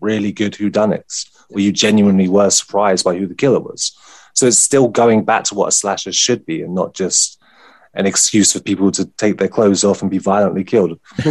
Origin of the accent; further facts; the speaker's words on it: United Kingdom; I'm British